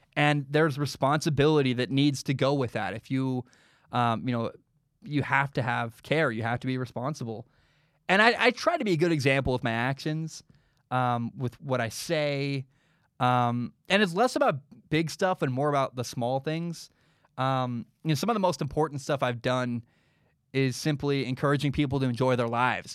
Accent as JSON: {"language": "English", "town": "Portland", "region": "Oregon", "country": "United States", "tie": "born or raised there", "said": "I grew up in Southeast Portland, uh, like the poor area of town in Portland"}